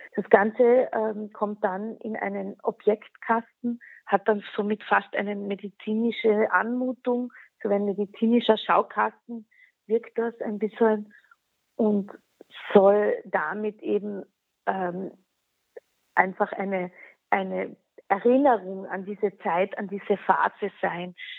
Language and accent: German; Klagenfurt, Carinthia, Austria; first language Slovene; German is a second language; moved away as an adult; also born or lived in Wolfsberg; now in Vienna, Austria; Ich wurde geboren in Wolfsberg. Meine Mutter ist Wolfsbergerin, gebürtige und ist auch dort aufgewachsen. Aber ich habe dann eigentlich immer in Klagenfurt gelebt